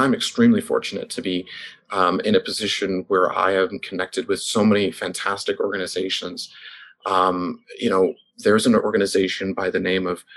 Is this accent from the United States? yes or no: no; Toronto, Ontario, Canada; now in London, Canada; I'm from Toronto.